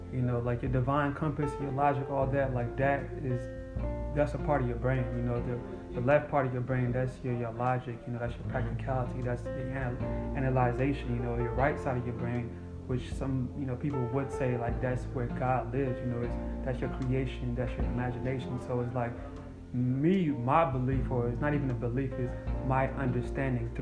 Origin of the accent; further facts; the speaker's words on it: Guinea; moved away; I'm from Africa too. What part? Guinea